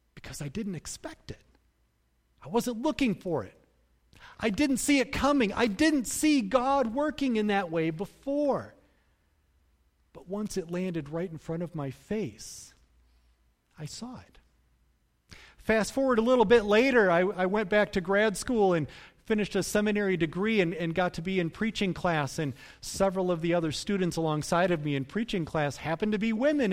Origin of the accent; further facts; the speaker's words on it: Cutlerville, Michigan, United States; I grew up in Cutlerville